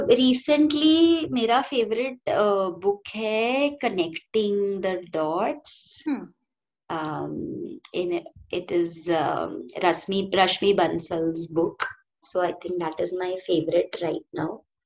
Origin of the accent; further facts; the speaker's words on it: Silvassa, Dadra and Nagar Haveli and Daman and Diu, India; also born or lived in Lonavala, Maharashtra / Pune, Maharashtra; मैं दादरा नगर हवेली में जहाँ पे मैं आई ग्रू अप